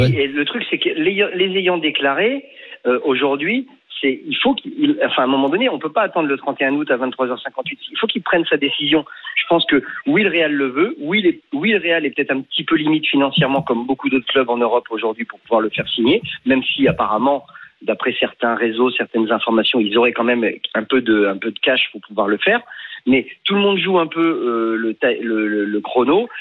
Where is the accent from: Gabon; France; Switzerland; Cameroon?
France; Normandy; moi je suis de Normandie